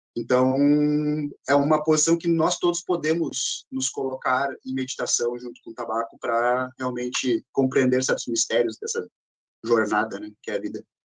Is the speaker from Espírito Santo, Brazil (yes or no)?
no; Porto Alegre, Rio Grande do Sul, Brazil; sou natural de Porto Alegre, andei um pouquinho pelo estado